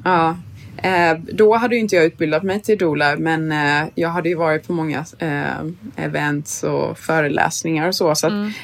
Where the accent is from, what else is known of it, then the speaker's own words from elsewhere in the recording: Sweden; now in New York, United States; som svensk